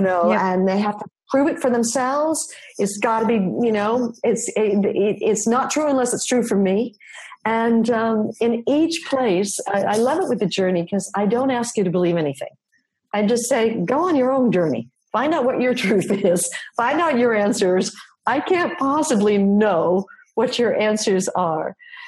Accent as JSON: {"language": "English", "town": "New York City", "region": "New York", "country": "United States", "moved": "yes", "said": "I'm from New York City originally"}